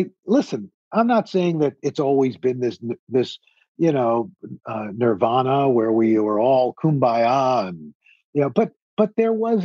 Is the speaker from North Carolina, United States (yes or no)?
no; New York City, New York, United States; I'm a kid from Queens